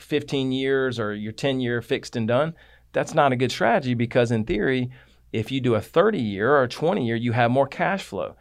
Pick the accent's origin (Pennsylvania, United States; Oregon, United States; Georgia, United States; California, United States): Georgia, United States; Atlanta; I grew up in South Atlanta